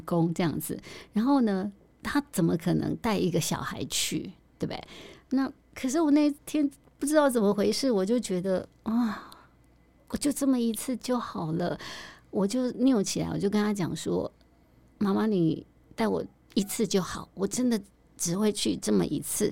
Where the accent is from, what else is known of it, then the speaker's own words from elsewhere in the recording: Tainan, Taiwan; 我是台南人